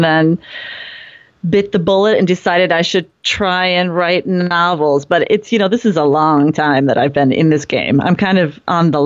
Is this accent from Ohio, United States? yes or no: yes; Cleveland, Ohio, United States; also born or lived in Japan / West Coast, United States; now in Minnesota, United States; I'm from Cleveland and ended up in Japan for many years and on the West Coast for many years.